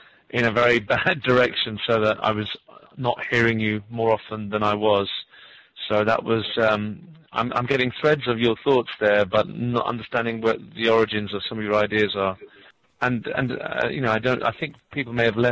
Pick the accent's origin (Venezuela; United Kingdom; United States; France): United Kingdom; now in Canada; I'm actually from Great Britain, but I'm now residing in Canada.